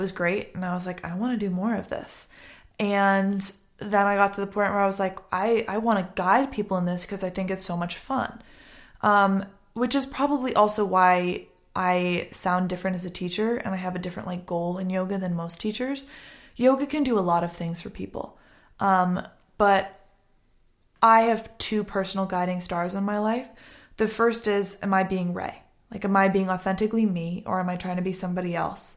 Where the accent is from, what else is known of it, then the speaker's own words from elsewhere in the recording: Boston, Massachusetts, United States; also born or lived in Connecticut; now in Los Angeles, United States; I grew up in Boston